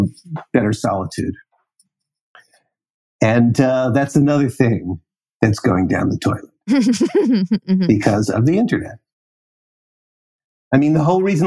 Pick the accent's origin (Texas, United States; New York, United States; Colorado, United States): New York, United States; New York City; moved away; I'm a New Yorker